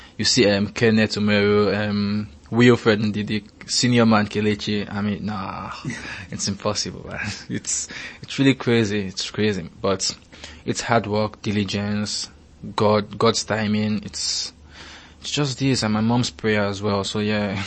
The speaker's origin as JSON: {"language": "English", "country": "Nigeria", "said": "As a Nigerian"}